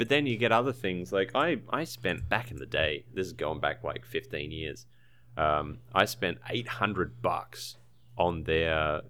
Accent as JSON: {"language": "English", "town": "Brisbane", "region": "Queensland", "country": "Australia", "moved": "yes", "lives_now": "Tasmania, Australia", "said": "I haven't had a chance to actually use it. I was from a town called Brisbane."}